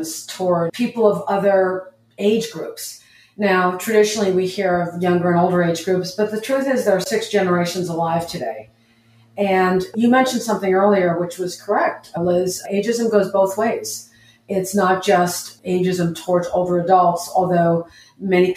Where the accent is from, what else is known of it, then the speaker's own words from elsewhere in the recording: New York, United States; moved away as an adult; also born or lived in Los Angeles; I'm from New York. And I went to graduate school in Los Angeles at USC and UCLA